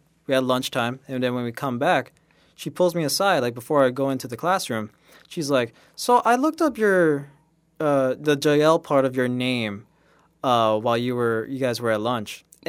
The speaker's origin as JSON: {"language": "English", "town": "Miami", "region": "Florida", "country": "United States", "tie": "born or raised there", "said": "Oh man, for Miami itself is just a lot of reggaeton and stuff like that, right?"}